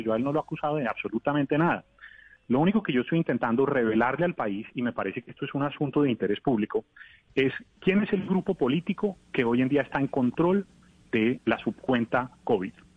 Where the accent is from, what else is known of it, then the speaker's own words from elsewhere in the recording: Colombia; lo digo como colombiano